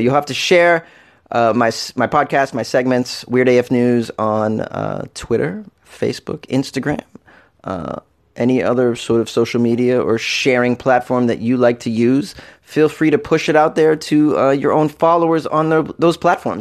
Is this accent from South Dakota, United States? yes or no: no; Massachusetts, United States; I'm from Massachusetts